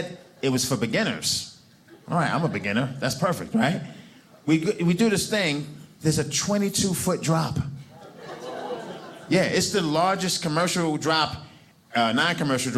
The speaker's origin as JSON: {"language": "English", "town": "New York City", "region": "New York", "country": "United States", "tie": "born or raised there", "moved": "as an adult", "lives_now": "Provo, United States"}